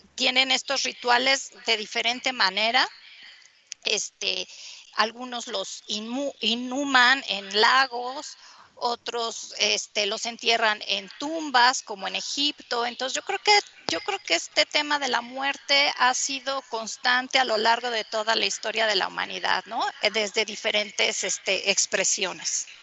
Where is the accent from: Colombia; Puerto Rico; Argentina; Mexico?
Mexico; ser pues lo que somos, ¿no? Mexicanos con todas nuestras cosas